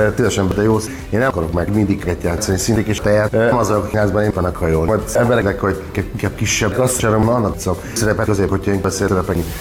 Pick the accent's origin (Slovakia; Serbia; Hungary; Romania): Romania; Székely Land; én honnan érkeztem, és hát látni székelyföldi vagyok